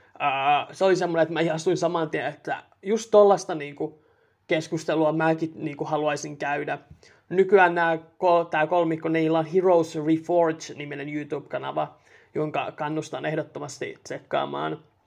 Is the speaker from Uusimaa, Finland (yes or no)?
yes; Helsinki, Uusimaa, Finland; also born or lived in Raahe; now in Tampere, Finland; kasvanut Helsingissä